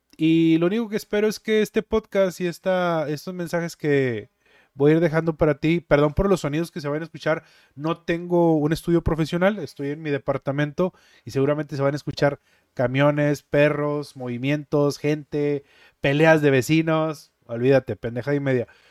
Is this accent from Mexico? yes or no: yes; Monterrey, Nuevo León, Mexico; also born or lived in Guadalupe, Nuevo León; Originario de Monterrey, Nuevo León